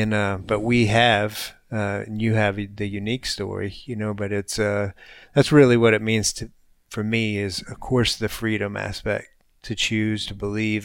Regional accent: United States; having been born here

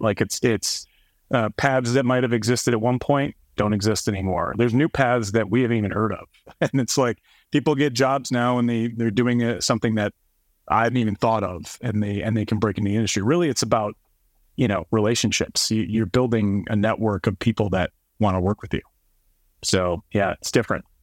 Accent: East Coast, United States; moved away; I'm from the East Coast

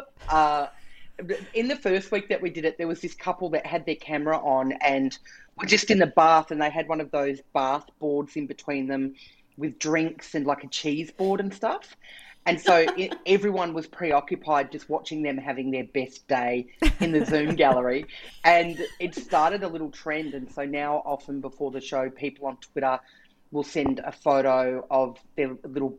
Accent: Canberra, Australian Capital Territory, Australia; I grew up in Canberra

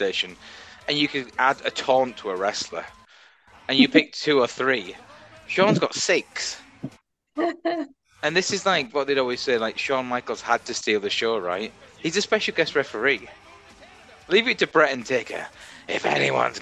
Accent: England, United Kingdom; moved away as an adult; as an English guy

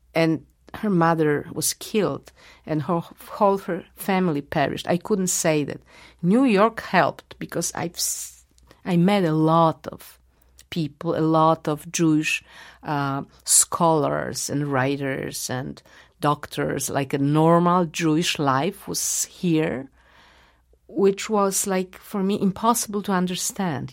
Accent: Warsaw, Masovian Voivodeship, Poland; English is a second language; I was born in Warsaw and uh, I had Polish parents and Polish friends, and I used to go to Polish schools

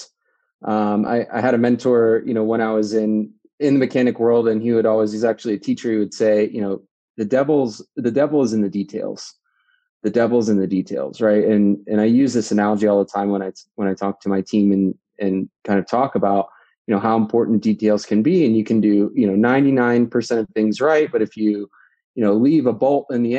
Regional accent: DC, Virginia, United States; moved away as an adult; also born or lived in New Jersey; now in Denver, United States; originally from the East Coast, out near the DC, Virginia area. I spent about 20, 25 years in that part of the world, and then was born actually in New Jersey, just outside of New York

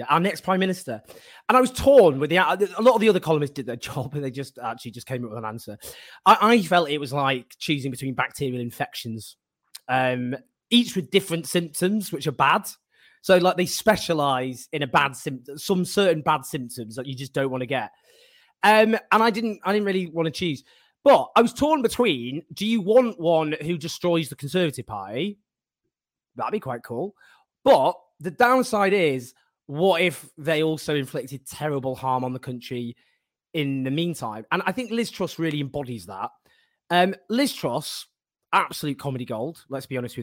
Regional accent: Stockport, North West England, United Kingdom; I'm from Stockport

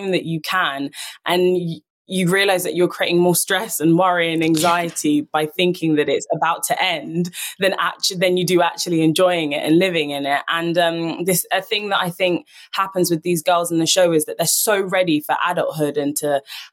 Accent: London, United Kingdom; I was born and raised in London.

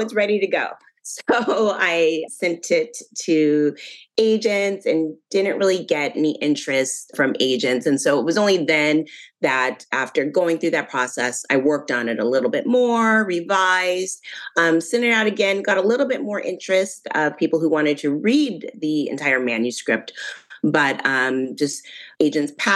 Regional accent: Northern California, United States; we'd take the long trip from Northern California all the way to New Orleans

